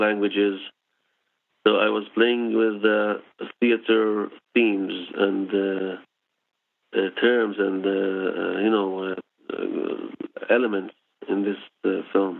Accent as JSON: {"language": "English", "country": "Israel", "tie": "born or raised there", "second_language": "English", "said": "I was born in Israel"}